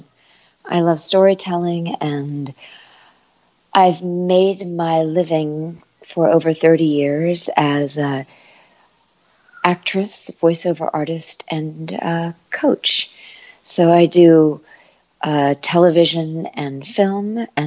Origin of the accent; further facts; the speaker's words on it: Washington, District of Columbia, United States; moved away as an adult; also born or lived in Paris, France; now in Los Angeles, United States; I grew up on the East Coast in Washington, D.C., and then I moved to Paris and spent 16 years living in France